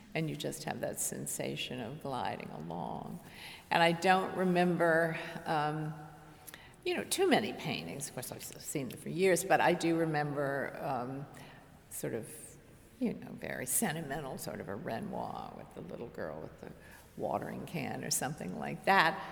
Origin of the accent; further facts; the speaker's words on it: Washington, District of Columbia, United States; I was born and raised in Washington, D.C.